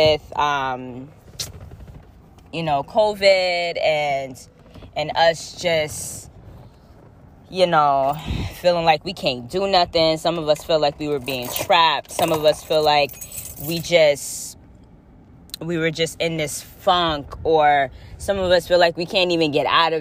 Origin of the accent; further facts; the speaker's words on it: Florida, United States; now in New England, United States; I was born in Florida